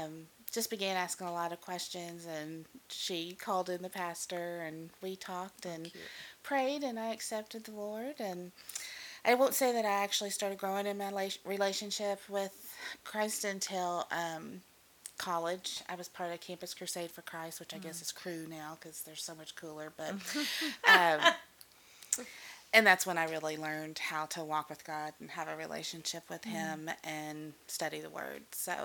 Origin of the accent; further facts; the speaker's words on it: Kentucky, United States; moved away as an adult; also born or lived in Texas; now in Dallas, United States; I'm originally from Kentucky. And I guess, as they say, I got here as fast as I could, but we really do love Texas now, and it is definitely home